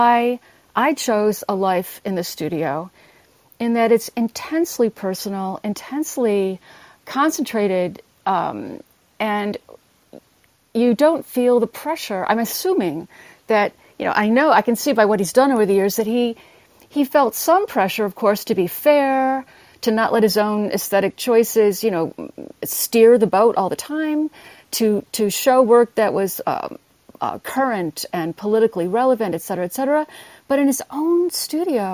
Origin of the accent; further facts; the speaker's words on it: Buffalo, New York, United States; my hometown is Buffalo. I grew up in the shadow of the Albright Knox Art Gallery